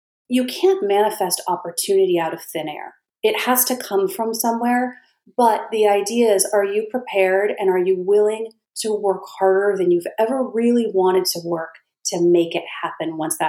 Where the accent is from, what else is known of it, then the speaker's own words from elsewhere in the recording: California, United States; One thing that was good was I came from California.